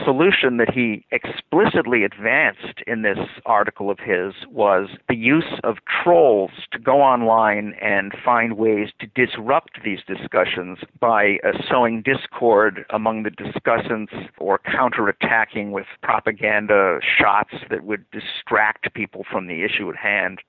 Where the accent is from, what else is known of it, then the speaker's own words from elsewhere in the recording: Illinois, United States; I'm from Illinois